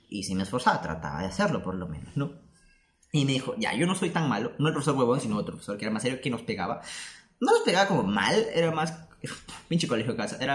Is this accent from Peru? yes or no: yes; Peru; y yo, como buen peruano.